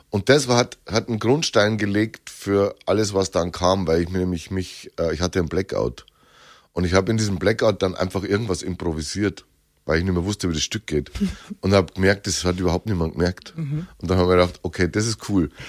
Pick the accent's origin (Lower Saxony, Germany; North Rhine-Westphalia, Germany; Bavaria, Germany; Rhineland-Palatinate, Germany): Bavaria, Germany; accent: Lower Bavarian; dass man mich, glaube ich, gut versteht und trotzdem hört, wo ich herkomme. Und das Oberbayerische sagt man ja, ist die edlere Variante und das Niederbayerische wäre das gröbere.